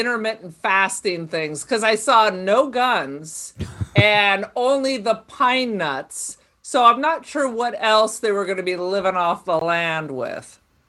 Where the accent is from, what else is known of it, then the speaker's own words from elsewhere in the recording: Palm Springs, California, United States; We grew up in Palm Springs in the desert.